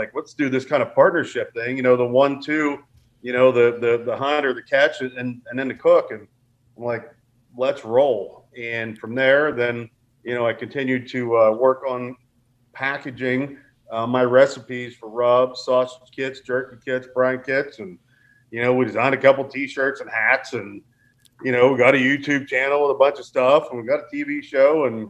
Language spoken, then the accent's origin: English; Pennsylvania, United States; Well, you know, I grew up here in Southwest PA with my granddad, and I mean, it was a way of life.